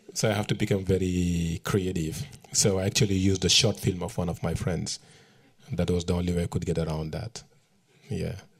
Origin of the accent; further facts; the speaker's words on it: Matam, Senegal; moved away as an adult; also born or lived in New York; my hometown in northern Senegal. It's called Matam